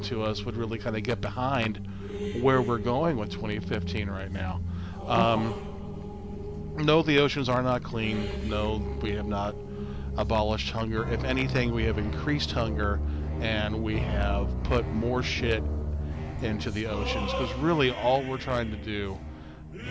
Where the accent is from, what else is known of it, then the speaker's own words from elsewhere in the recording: the South, United States; we're from the South.